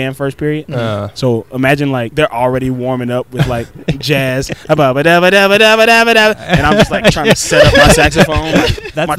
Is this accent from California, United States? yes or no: yes; Los Angeles, California, United States; also born or lived in Pascagoula, Mississippi, United States; I moved here when I was 9 years old